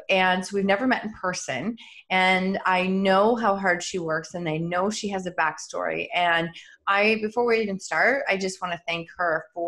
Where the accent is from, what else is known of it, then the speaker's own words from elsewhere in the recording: Chatham, Ontario, Canada; I was born in Chatham and lived there for the first probably 10 years. Of my life.